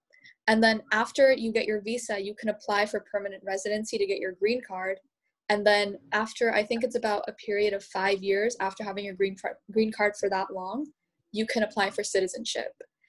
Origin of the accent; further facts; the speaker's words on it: San Diego, California, United States; also born or lived in India; I'm 16 and I'm from San Diego